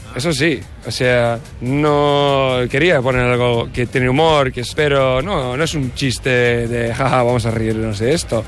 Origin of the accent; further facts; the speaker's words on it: New York, United States; Spanish is a second language; moved away as an adult; now in Barcelona, Spain; Crecí en Nueva York, pero ya llevo unos ocho años viviendo en el Raval